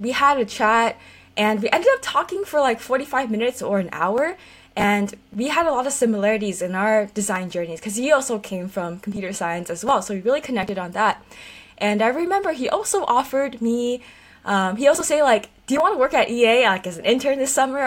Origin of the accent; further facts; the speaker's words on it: Silicon Valley, California, United States; being born and raised in Silicon Valley